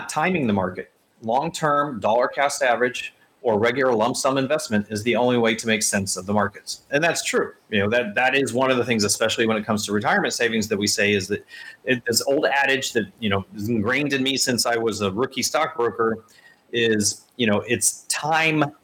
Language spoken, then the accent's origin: English; Indianapolis, Indiana, United States; I was born in Indianapolis